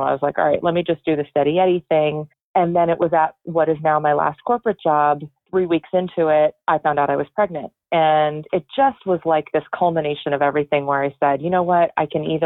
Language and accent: English; Connecticut, United States; I am from Connecticut. I'm in Florida visiting my parents.